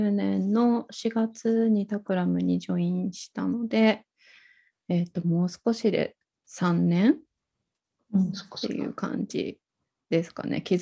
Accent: Akita, Japan; はい、あの秋田県の出身です。

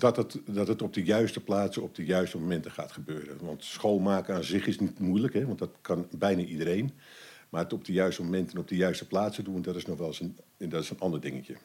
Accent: Amsterdam, North Holland, Netherlands; moved away as an adult; now in Almere, Netherlands; ik ben een geboren en getogen Amsterdammer. Ik probeer de, de tongval eh, wel te verbergen

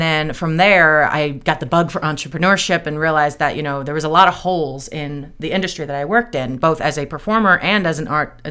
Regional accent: East Coast, United States; I talk really fast because I'm from the East Coast

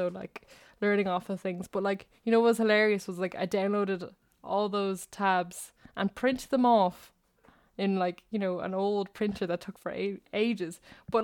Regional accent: Wexford, Leinster, Ireland; also born or lived in Dublin; I was born in Dublin, the capital, and then we moved to Wexford

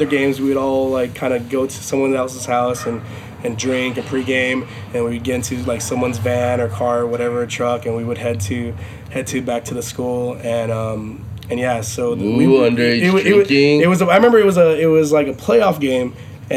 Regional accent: Los Angeles, California, United States; I'm from Los Angeles

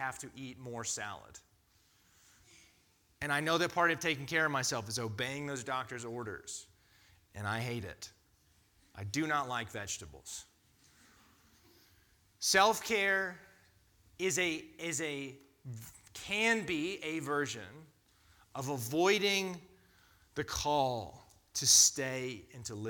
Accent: United States; as an American culture

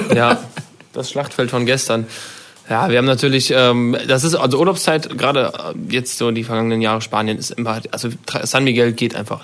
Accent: Germany; da sind wir als Deutsche schon echt äh, ganz, ganz weit oben

